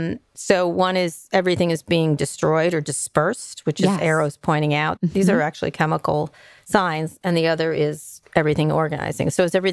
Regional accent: New York, United States; also born or lived in Philadelphia; New York.

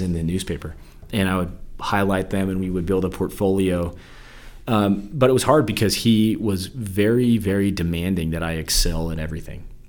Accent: Salt Lake City, Utah, United States; I was born and raised in Salt Lake City, Utah

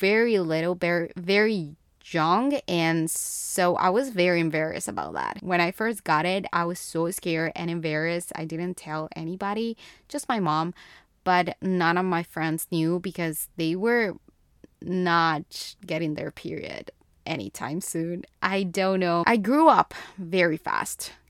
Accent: Bogotá, Colombia; first language Spanish; English is a second language; moved away as an adult; I was born and raised in Bogotá, Colombia

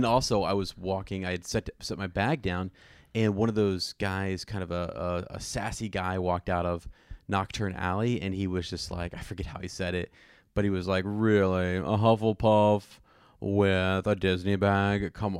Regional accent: Germany; just growing up in Germany, you don't have the Dr. Seuss books and that culture among

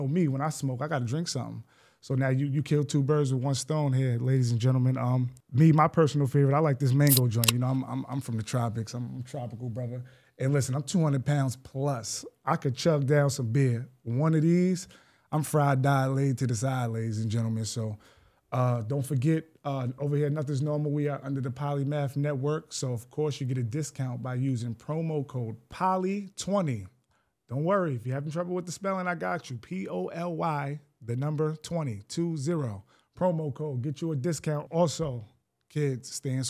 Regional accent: Greenburgh, New York, United States; also born or lived in Maryland; I'm from Greenberg

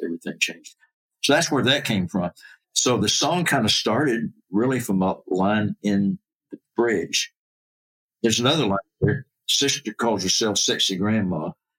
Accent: Central Florida, United States; moved away; Disney World popped up about 30 miles from my hometown.

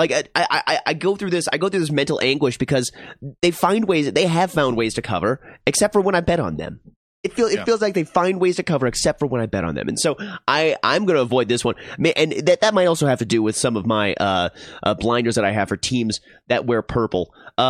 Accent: Minnesota, United States; now in Denver, United States; I'm a Minnesotan and I can handle the cold

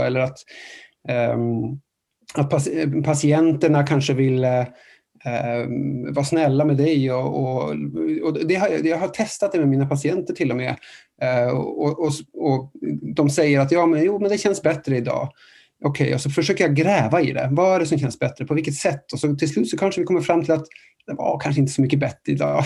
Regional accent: Norway; moved away; jag är från, från, från Norge

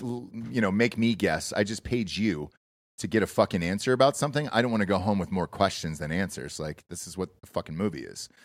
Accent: Georgia, United States; I grew up in Georgia

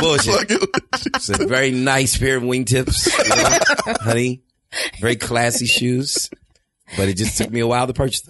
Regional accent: New York City, New York, United States; I'm from Brooklyn.

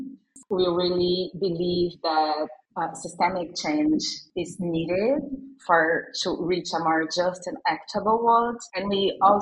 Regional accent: Brazil; now in São Paulo, Brazil; I am Brazilian and based in São Paulo, Brazil, although I'm from the countryside of Brazil, but I'm based in São Paulo

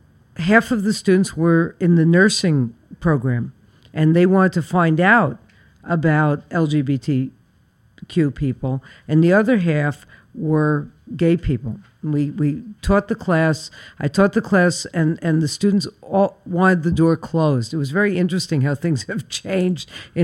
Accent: New York City, New York, United States; I was born and raised in Flatbush.

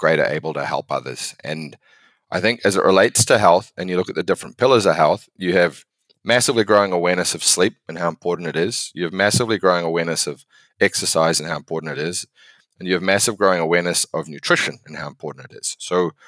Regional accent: New Zealand; moved away as an adult; now in United States; I'm from New Zealand originally. I moved to the States sort of 2008, 2009

